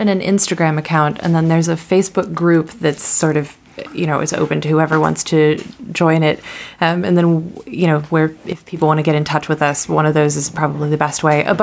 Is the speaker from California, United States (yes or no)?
no; Ohio, United States; now in New York, United States; I've lived in New York for about 10 years, so I'm just as old as the club is here. Um, but I grew up in Ohio in the Midwest. Um, I moved here after university